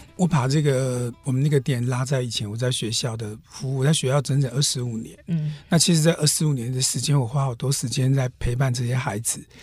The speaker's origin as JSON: {"language": "Chinese", "region": "Hualien County", "country": "Taiwan", "said": "富里市其实我们花莲最南的一个乡镇"}